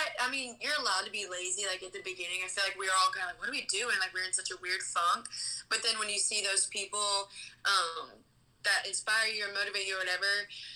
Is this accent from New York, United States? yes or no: no; Memphis, Tennessee, United States; now in Nashville, United States; I'm from Memphis.